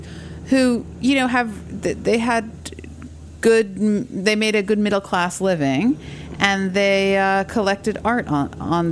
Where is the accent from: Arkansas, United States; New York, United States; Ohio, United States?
New York, United States; New York City; I grew up in New York City, on the Upper East Side.